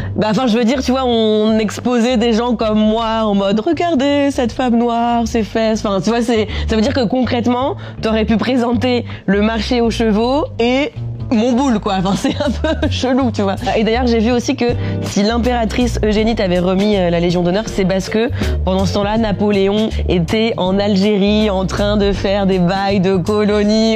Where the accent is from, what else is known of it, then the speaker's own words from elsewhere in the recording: Normandy, France; moved away; also born or lived in Paris; de mon enfance euh, en Normandie et donc euh, ce que ce que c'est d'être euh, une petite fille métisse qui grandit à la campagne